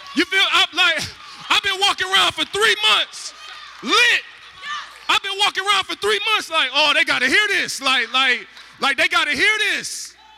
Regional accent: Detroit, Michigan, United States; I'm light-skinned and I'm from the East Side

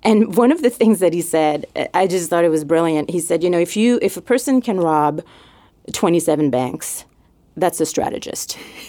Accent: Montreal, Quebec, Canada; accent: French; moved away; So yes, I'm originally from Montreal.

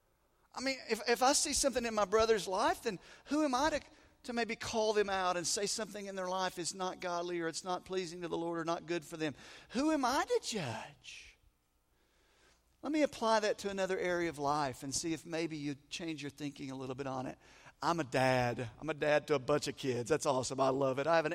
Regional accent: the South, United States; moved away as an adult; I grew up in the South. I was gone for about 15 years, and then we came back.

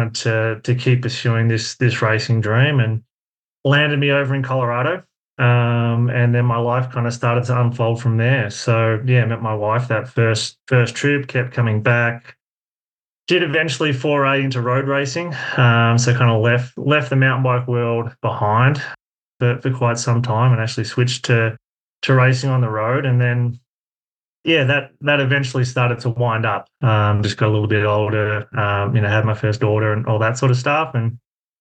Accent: Melbourne, Victoria, Australia; moved away as an adult; now in Golden, United States; I grew up just outside of Melbourne in Australia.

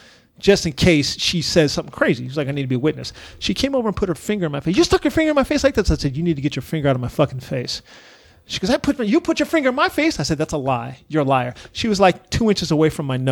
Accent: Texas, United States; moved away; I grew up in Texas

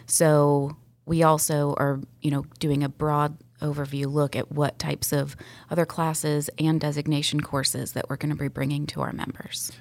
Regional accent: Sandy Springs, Georgia, United States; I was born and raised in Sandy Springs

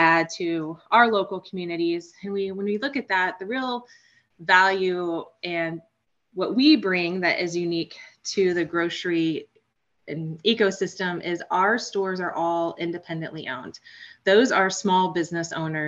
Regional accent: Palmyra, Missouri, United States; I grew up in Northeast Missouri, a small town, Palmyra, Missouri, 12 miles north of Hannibal.

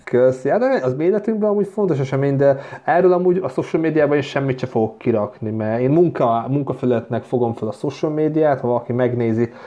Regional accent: Hungary; moved away as an adult; now in Vienna, Austria; megvan még a magyar mm, útlevelem

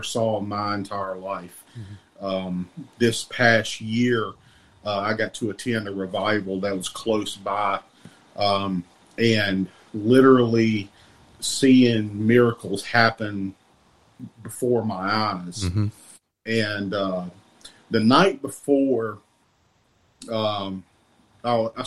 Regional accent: deep southern Louisiana, United States; I was born and raised in Louisiana, deep southern Louisiana, right off the Mississippi line here

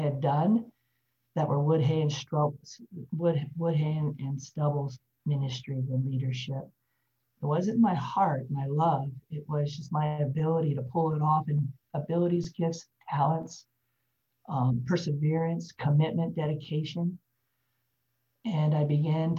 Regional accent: Denver, Colorado, United States; moved away as an adult; now in Texas, United States; I was born in Denver, Colorado.

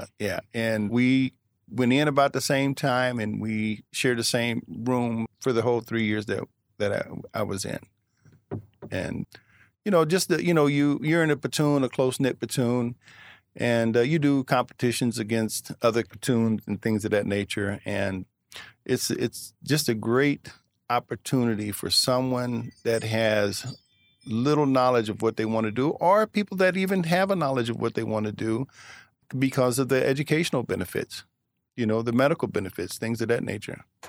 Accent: Pembroke, Illinois, United States; also born or lived in Chicago, Illinois; I was born actually in Chicago, Illinois in nineteen sixty-two, and then I moved out to Pembroke around sixty-three or sixty-four

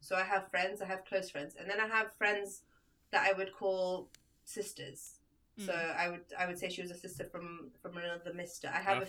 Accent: United Kingdom; also born or lived in Libya; the UK is where I was brought up. It's where I went to, like, all my primary school, secondary school, university, my first job, all in the UK.

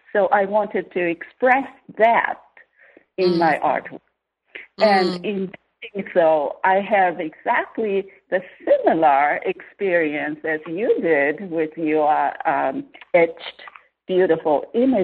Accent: Tohoku, Japan; moved away; I'm from Tohoku, northern Japan, on the west coast, not the east coast

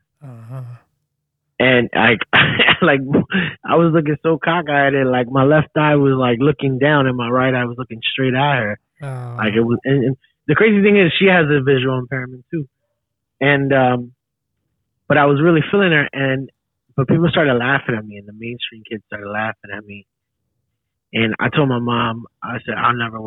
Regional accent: Philadelphia, Pennsylvania, United States; I grew up in North Philly

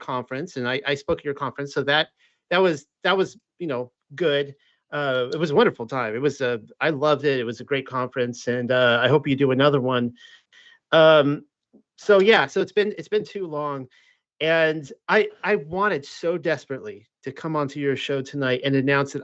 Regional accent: South Carolina, United States; moved away; also born or lived in Missouri; I'm from South Carolina

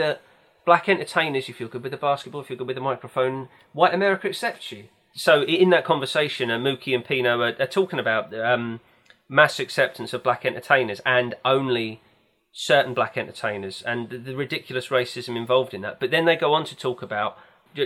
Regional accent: United Kingdom; We, as British people

